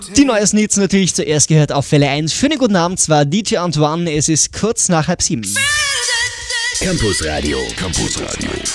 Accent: Austria; bei uns in Österreich

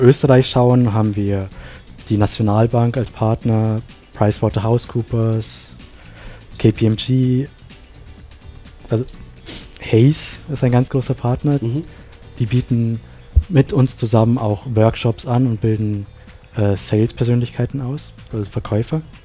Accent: Sri Lanka; now in Innsbruck, Austria; in meinem Heimatland Sri Lanka

